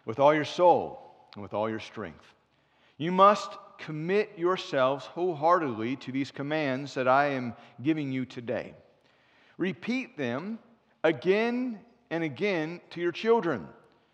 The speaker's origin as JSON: {"language": "English", "town": "Cincinnati", "region": "Ohio", "country": "United States", "moved": "yes", "said": "I'm from Cincinnati originally"}